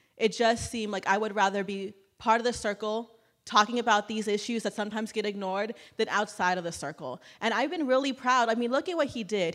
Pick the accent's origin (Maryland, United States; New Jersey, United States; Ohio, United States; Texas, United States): Texas, United States; Clinton; my hometown of Clinton, Texas